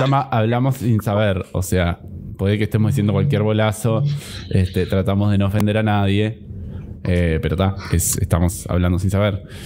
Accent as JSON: {"language": "Spanish", "region": "Interior of Uruguay", "country": "Uruguay", "said": "las únicas personas del interior que pueden hablar del interior somos José y yo"}